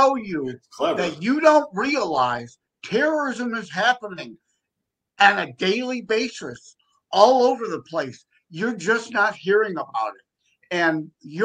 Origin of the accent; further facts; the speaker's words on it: Detroit, Michigan, United States; I'm from the Detroit, Michigan area